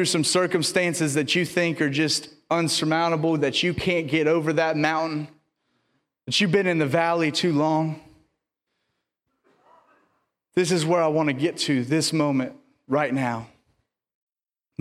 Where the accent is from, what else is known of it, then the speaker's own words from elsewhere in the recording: the South, United States; I'm from the South